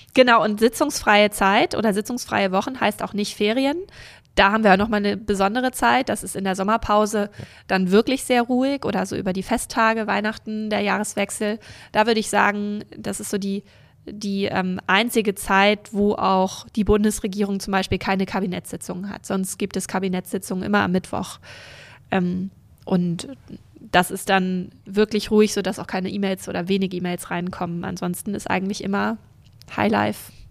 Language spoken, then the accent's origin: German; North Frisia, Schleswig-Holstein, Germany; born or raised there; also born or lived in Rendsburg / Berlin; now in Kiel, Germany